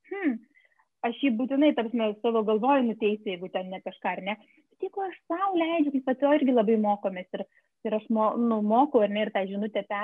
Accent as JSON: {"language": "Lithuanian", "country": "Lithuania", "said": "mes lietuviai"}